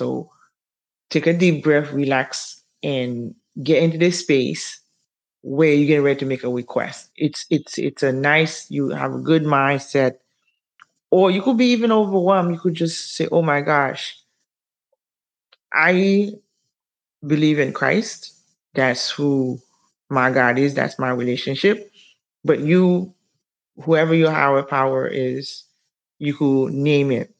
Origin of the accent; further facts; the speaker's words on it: Haiti; moved away; I'm from Haiti